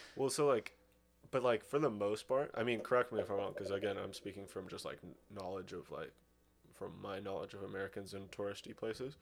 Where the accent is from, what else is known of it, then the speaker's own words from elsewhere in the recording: Russia; moved away; also born or lived in Sonoma, California; I was from Russia